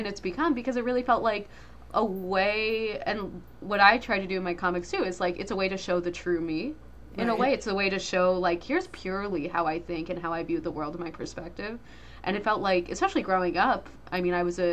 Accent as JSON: {"language": "English", "region": "New Jersey", "country": "United States", "tie": "born or raised there", "said": "I grew up in New Jersey"}